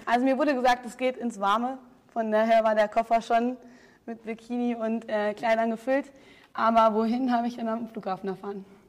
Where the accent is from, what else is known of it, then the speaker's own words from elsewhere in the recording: Braunfels, Hesse, Germany; also born or lived in Munich; Ich komme aus Braunfels, Bonn-Waden, das ist sehr klein